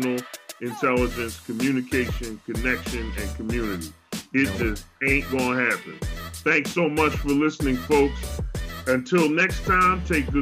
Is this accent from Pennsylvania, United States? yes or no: yes; Philadelphia, Pennsylvania, United States; now in Walla Walla, United States; I am from Philly.